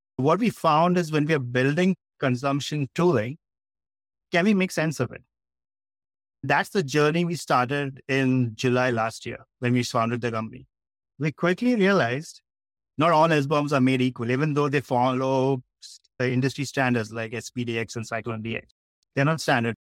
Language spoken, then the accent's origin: English; Mumbai, Maharashtra, India; I was born and brought up in Bombay in India